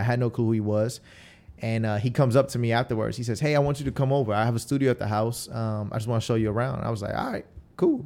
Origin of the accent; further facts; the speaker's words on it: Tampa, Florida, United States; also born or lived in Queens, New York; we moved to Tampa, um, when I was, like, ten years old. And so, uh, you know, that's why I kinda just rep Tampa. I don't, I don't really rep anything else because this is where I went to middle school and high school